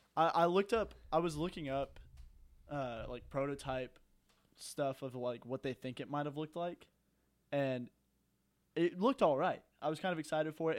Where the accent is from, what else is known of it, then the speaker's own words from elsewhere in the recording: Texas, United States; I'm from the Lone Star State